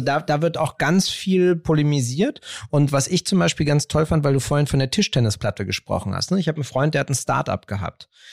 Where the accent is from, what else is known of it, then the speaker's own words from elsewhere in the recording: Berlin, Germany; Ich bin ja in Kreuzberg aufgewachsen